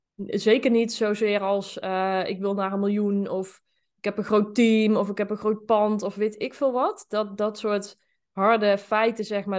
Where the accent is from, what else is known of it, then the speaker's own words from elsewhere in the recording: Zeeland, North Brabant, Netherlands; Ik ben ehm, opgegroeid in een eh, klein dorp, Zeeland. Dat, eh, dat ligt in eh, Noord-Brabant.